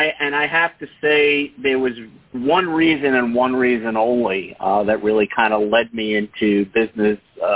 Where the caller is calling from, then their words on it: Longmeadow, Massachusetts, United States; I am in Western Massachusetts, outside of Springfield, in a town called Longmeadow.